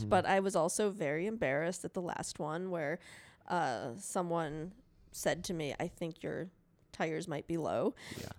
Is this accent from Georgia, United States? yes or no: no; Chicago, Illinois, United States; But yeah, so I'm from Chicago and it's a little treacherous to drive.